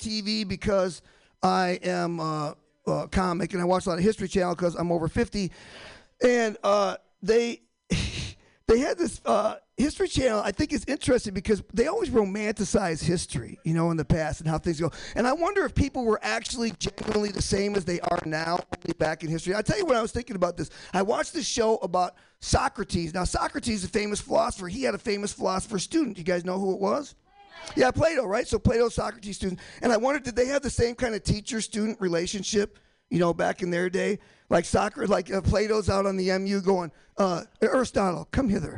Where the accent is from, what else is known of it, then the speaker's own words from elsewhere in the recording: Michigan, United States; moved away; also born or lived in Boston; I'm from Michigan. I'm from the hickey redneck part of Michigan